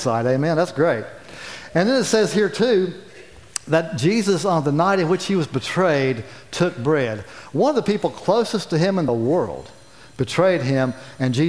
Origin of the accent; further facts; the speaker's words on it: county next to Bluefield, West Virginia, United States; moved away; I grew up in the county next door to Bluefield.